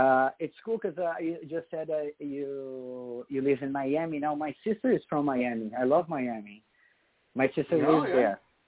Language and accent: English; Brazil; English is a second language; now in United States; That's why one of the reasons I came here to the United States with my Brazilian band.